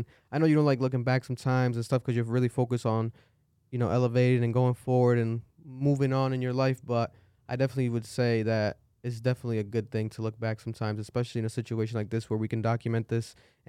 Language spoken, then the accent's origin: English; Providence, Rhode Island, United States; especially because I'm from Providence, Rhode Island.